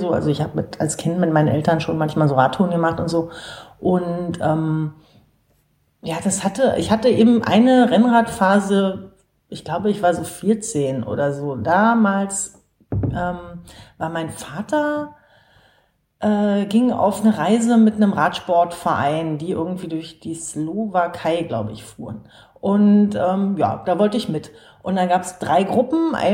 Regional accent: Berlin, Germany; ja total gut organisiert, wo man als Berliner nur staunt.

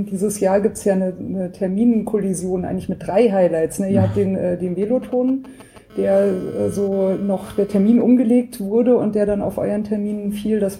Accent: Berlin, Germany; Einerseits klar, ich komme natürlich aus Berlin.

